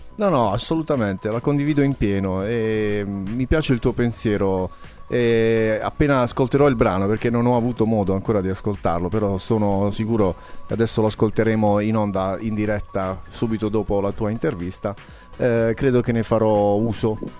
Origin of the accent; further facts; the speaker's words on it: Apulia, Italy; noi qui in Puglia abbiamo l'uso